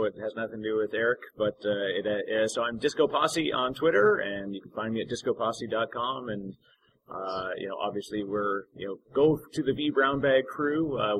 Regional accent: Canada; I'm Canadian, so I appreciate this Enovance, not Enovance.

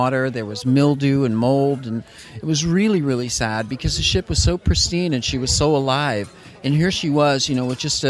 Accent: Los Angeles, California, United States; I grew up in Los Angeles

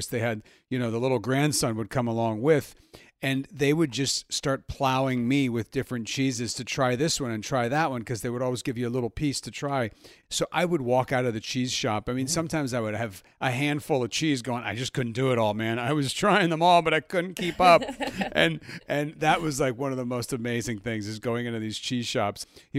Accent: Milan, Lombardy, Italy; born there; I was born in Milan. I am half French.

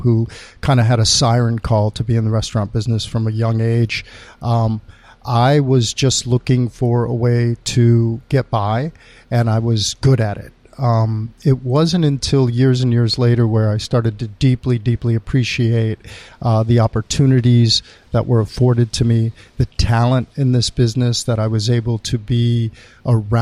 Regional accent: Ann Arbor, Michigan, United States; moved away; also born or lived in New York / Los Angeles; I grew up in Ann Arbor, Michigan. My parents are both from Guatemala

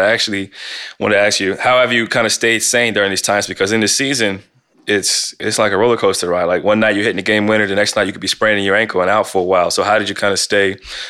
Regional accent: Canton, Ohio, United States; I'm from Canton, Ohio.

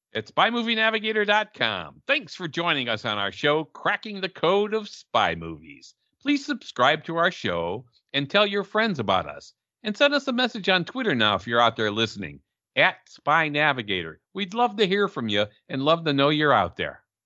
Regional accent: Chicago, Illinois, United States; we're from Chicago

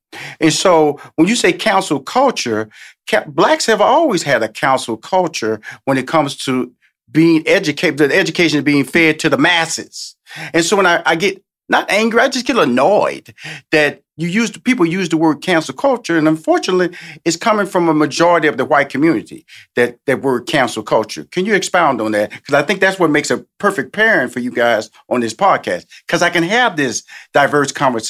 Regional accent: Houston, Texas, United States; and I'm from Houston, Texas, born a native of Texas, okay?

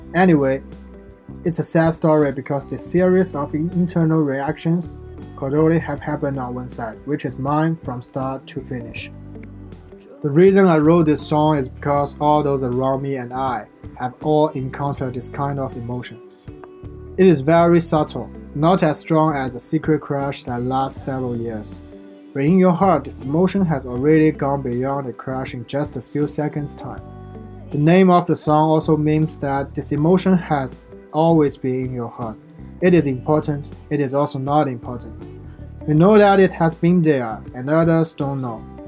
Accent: Shanghai, China; now in Xi'an, China; None of us local from Xi'an, but we choose to stay here after graduation. I'm from Shanghai.

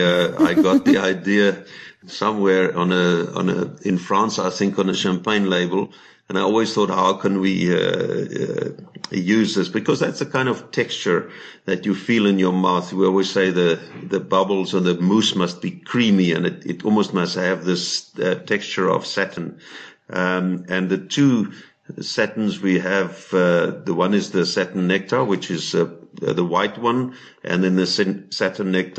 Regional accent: South Africa; we're from South Africa

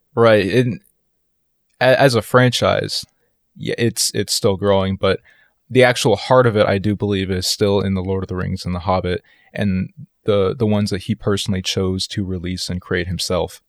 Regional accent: East Coast of the United States, United States; I grew up a lot on the East Coast of the United States, so the suburbs are where I spend most of my days

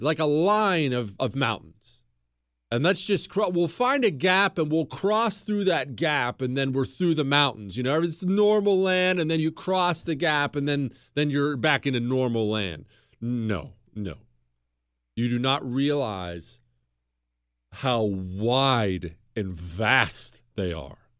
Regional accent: Bozeman, Montana, United States; moved away; also born or lived in Ohio; I grew up in Bozeman, Montana

